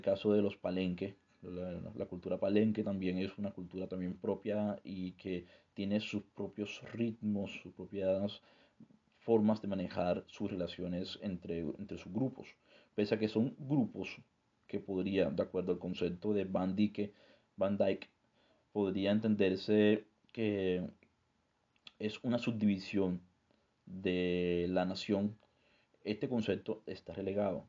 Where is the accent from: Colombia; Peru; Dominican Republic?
Colombia; nosotros como sujetos colombianos